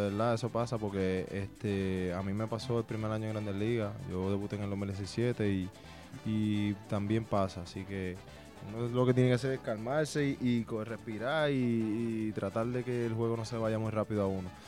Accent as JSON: {"language": "Spanish", "region": "Samaná", "country": "Dominican Republic", "said": "Soy República Dominicana."}